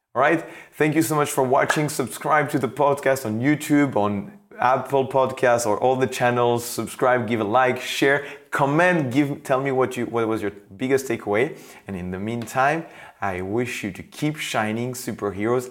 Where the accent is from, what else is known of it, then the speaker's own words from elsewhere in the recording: France; I come from France.